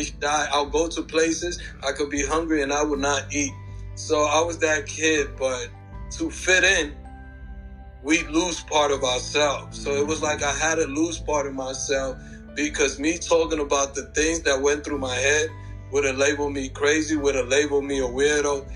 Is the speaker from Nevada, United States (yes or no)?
no; New York City, New York, United States; also born or lived in Queens, New York; I was born in the Lower East Side. My parents moved out to Queens when I was 12 years old